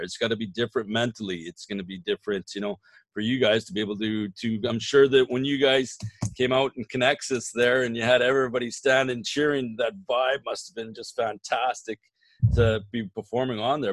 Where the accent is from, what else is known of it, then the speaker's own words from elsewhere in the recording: Saskatoon, Saskatchewan, Canada; now in Regina, Canada; I grew up in Saskatoon, and when I was going to university